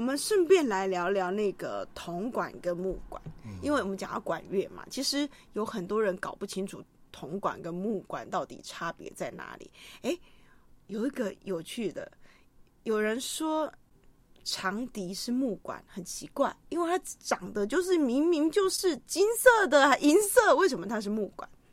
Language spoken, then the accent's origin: Chinese; Kaohsiung, Taiwan; 我们学校就七贤国中，不，不，七贤国小，高雄的嗯。七贤国小